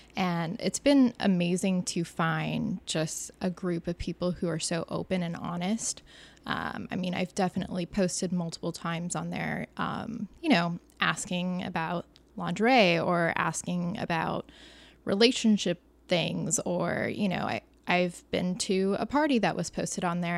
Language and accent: English; Orange County, California, United States; I'm from Orange County